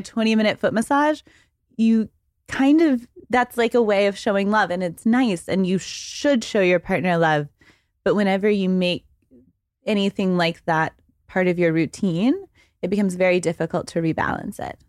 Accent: Waco, Texas, United States; moved away as an adult; also born or lived in Dallas, Texas; now in New York, United States; I am from Texas. I was born in Dallas and I grew up in Waco, but I've been in New York for fourteen years

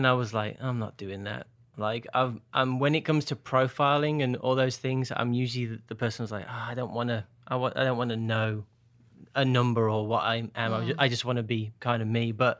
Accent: Birmingham, West Midlands, United Kingdom; also born or lived in Northern Ireland / Portsmouth / London / Bolton; now in Nashville, United States; So I grew up in Birmingham, but I've lived all over, so my accent has changed over time. So Northern Ireland, Portsmouth, London, Bolton near Manchester, and then here.

